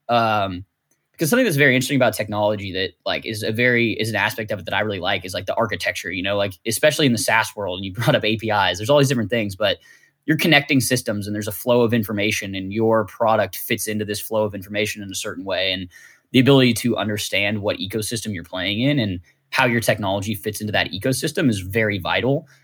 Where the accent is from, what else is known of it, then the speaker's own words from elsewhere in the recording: Martinez, California, United States; I am from Martinez, California, which is a pretty small town, about forty-five minutes from San Francisco